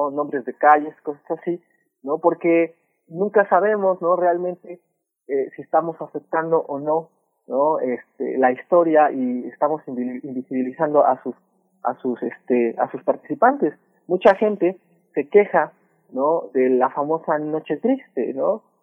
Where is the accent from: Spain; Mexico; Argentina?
Mexico; a lo que nosotros queríamos que pasara para definirnos como, como este, mexicanos, que eso también es mitificar hasta cierto punto la historia, ¿no?